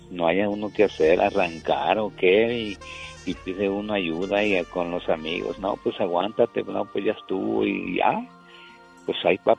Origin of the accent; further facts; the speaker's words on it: Guerrero, Mexico; also born or lived in San José, California; now in San Jose, United States; Pues yo tengo 48 años, oiga. ¿De dónde eres? Yo soy de nativo de Guerrero, oiga.